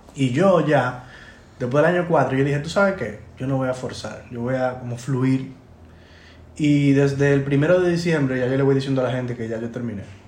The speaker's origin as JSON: {"language": "Spanish", "country": "Dominican Republic", "said": "nosotros como dominicanos"}